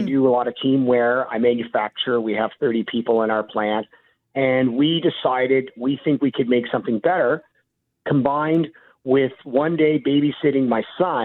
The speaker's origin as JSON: {"language": "English", "town": "Hamilton", "region": "Ontario", "country": "Canada", "said": "I'm from the Hammer"}